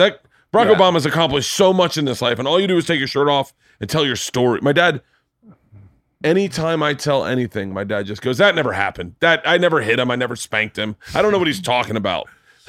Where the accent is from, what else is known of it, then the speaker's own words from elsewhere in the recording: the South, United States; But, growing up in the South, there wasn't a lot of integration.